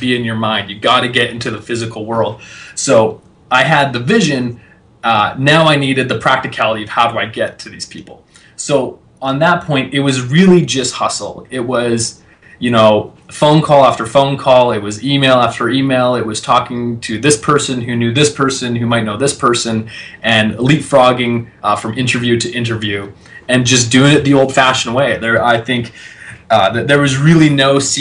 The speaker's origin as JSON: {"language": "English", "country": "Canada", "said": "I'm a kid from Canada"}